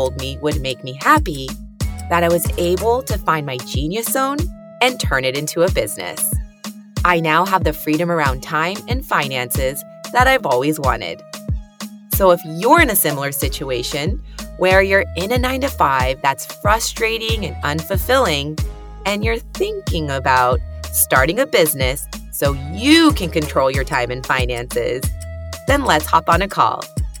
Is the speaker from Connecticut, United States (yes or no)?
no; Uvalde, Texas, United States; moved away; I was born in Uvalde, Texas, which is a really small town